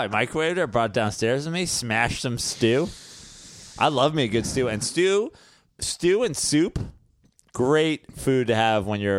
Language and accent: English; Las Vegas, Nevada, United States; I'm from Vegas. I was a Mormon.